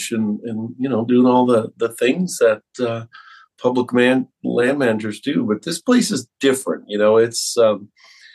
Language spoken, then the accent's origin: English; just west of Wisconsin, Midwest, United States; moved away as an adult; now in Colorado, United States; I'm from the Midwest, just to the west of where you grew up in Wisconsin. And I think our childhoods are similar. Grew up in the farmlands